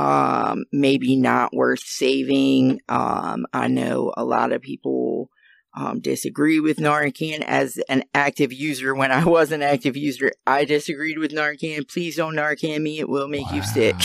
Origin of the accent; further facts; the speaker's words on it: New Jersey, United States; moved away as an adult; now in Maryland, United States; I'm from New Jersey